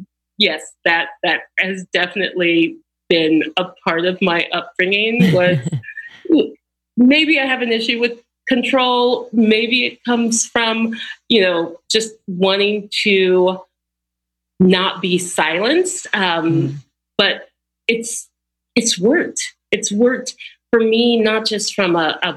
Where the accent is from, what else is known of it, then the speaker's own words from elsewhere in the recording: Austin, Texas, United States; growing up in Austin, Texas